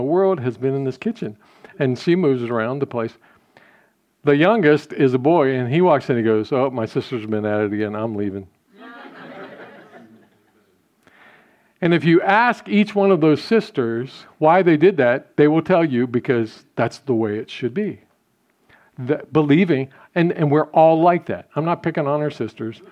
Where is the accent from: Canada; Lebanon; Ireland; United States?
United States; we as American Christians